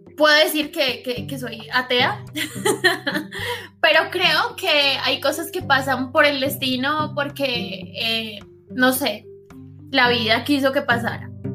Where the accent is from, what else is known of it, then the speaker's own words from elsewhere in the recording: Bogotá, Colombia; moved away as an adult; now in Envigado, Colombia; yo soy de Bogotá. Nací en el sur de Bogotá, específicamente Usme, y ahorita mismo estoy viviendo en Envigado, Antioquia